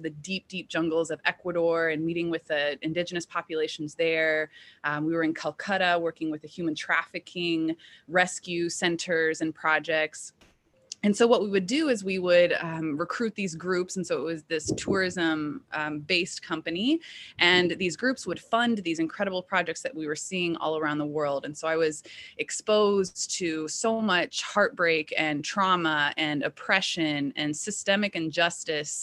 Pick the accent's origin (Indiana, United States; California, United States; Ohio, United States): Indiana, United States; Indianapolis; I was born and raised in Indianapolis